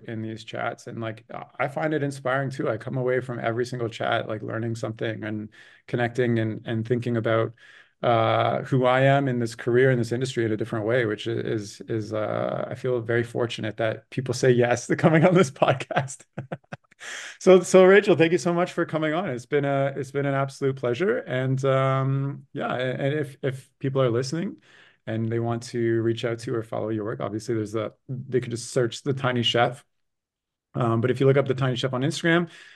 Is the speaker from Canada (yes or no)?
yes; Canada; I grew up in Canada and there's like no stop motion opportunity.